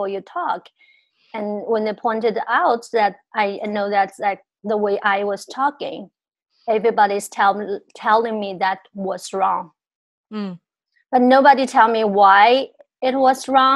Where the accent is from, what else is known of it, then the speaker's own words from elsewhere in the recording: China; moved away as an adult; growing up in China